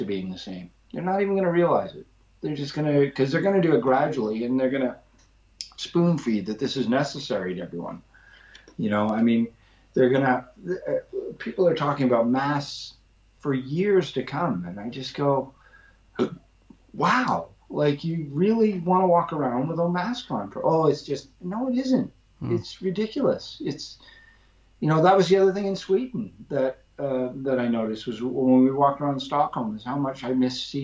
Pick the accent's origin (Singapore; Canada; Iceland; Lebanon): Canada; moved away as an adult; also born or lived in London, England; now in England; where I grew up in Canada